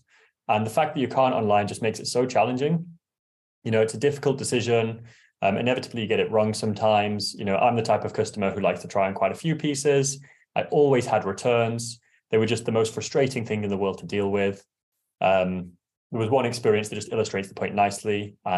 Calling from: West Hampstead, London, United Kingdom; I am zooming in from West Hampstead.

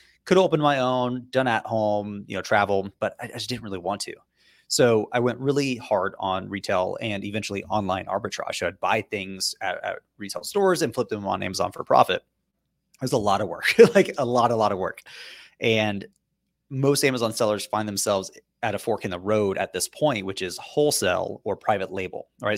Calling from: Boston, Massachusetts, United States; So we're actually in downtown Boston.

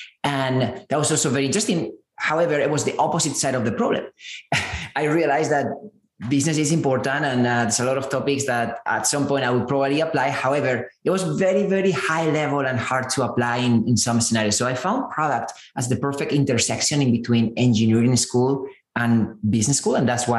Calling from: San Francisco, California, United States; I'm zooming in from San Francisco.

